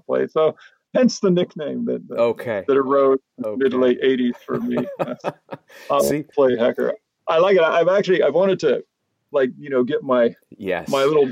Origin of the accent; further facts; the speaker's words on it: Hermosa Beach, California, United States; my growing up in Hermosa Beach